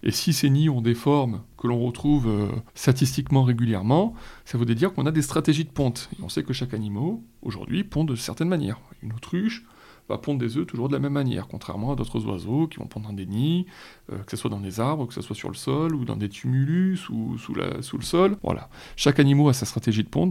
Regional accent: Vitrolles, Provence-Alpes-Côte d'Azur, France; étant un habitant de Vitrolles, enfin, j'ai passé trente ans à Vitrolles

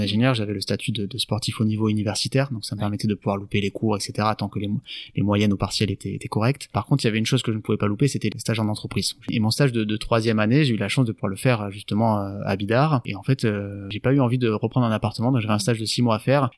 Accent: Landes, Nouvelle-Aquitaine, France; also born or lived in Tahiti; j'ai 32 ans, originaire du département des Landes. J'habite sur la sur la commune de Moliette.

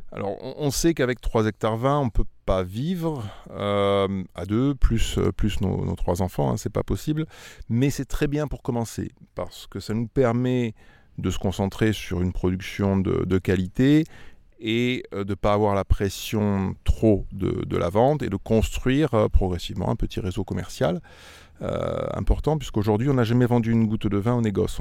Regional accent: Auvergne-Rhône-Alpes, France; moved away as an adult; also born or lived in Lyon / Régnié (Beaujolais); now in Régnié, France; Moi, je suis auvergnat d'origine

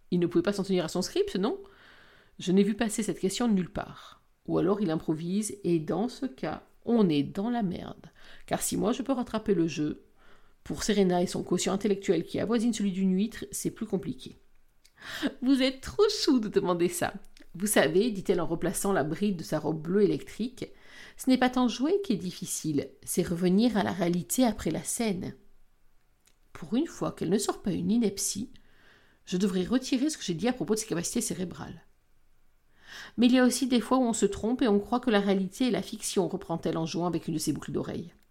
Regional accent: Belgium; Je suis pas français, je suis belge. J'ai beau le dire à chaque fois que je participe à une émission en France

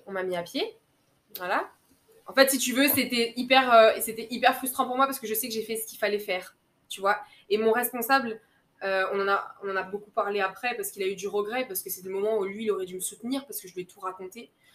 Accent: Guadeloupe; moved away as an adult; also born or lived in Metropolitan France; je rentre en Guadeloupe, je rentre chez moi

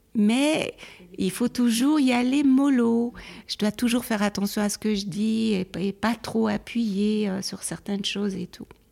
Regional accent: Neuchâtel, Switzerland; also born or lived in Geneva; je suis née à Genève, mais après, on est parti après la mort de ma mère à Neuchâtel. Donc j'ai fait toute ma scolarité à Neuchâtel

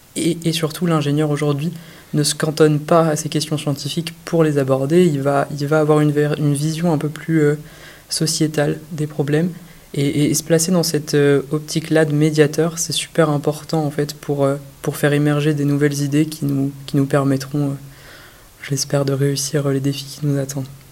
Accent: Brittany, France; also born or lived in Rennes; je suis breton

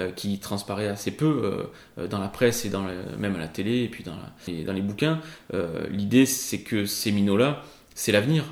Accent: Avignon, Provence-Alpes-Côte d'Azur, France; also born or lived in Rochefort-du-Gard / Les Angles / Paris; chez moi, à Avignon

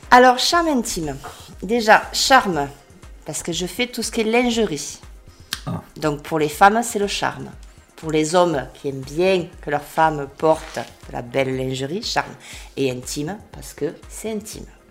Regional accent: Béziers, Occitania, France; moved away as an adult; also born or lived in Gard / Provence / Marseille; je suis bitéroise d'origine. Ouais. Déjà, j'ai grandi à Béziers

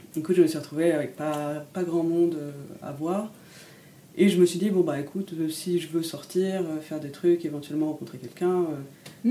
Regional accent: Paris, Île-de-France, France; moved away as an adult; now in Lille, France; j'ai grandi à Paris

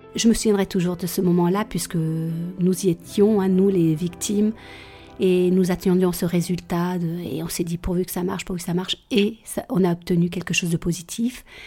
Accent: Guéret, Nouvelle-Aquitaine, France; also born or lived in Réunion; je rentre euh, à Guéret et arrive 16 ans

